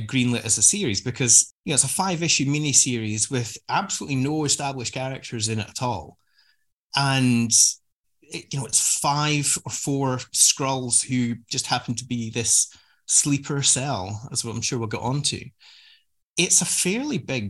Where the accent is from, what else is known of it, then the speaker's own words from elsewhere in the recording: Scotland, United Kingdom; I'm Scottish